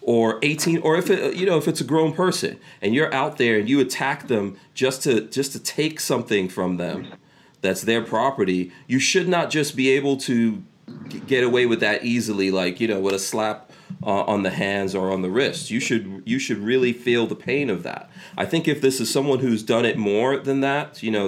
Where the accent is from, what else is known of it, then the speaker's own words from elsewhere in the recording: New York City, New York, United States; now in Florida, United States; I grew up in New York City. This kind of thing happened all the time. I remember when I was in high school in New York City